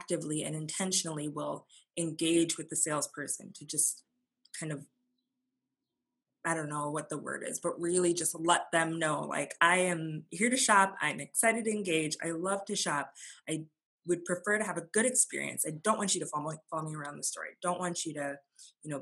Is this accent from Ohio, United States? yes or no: no; Fargo, North Dakota, United States; being an adoptee and growing up in Fargo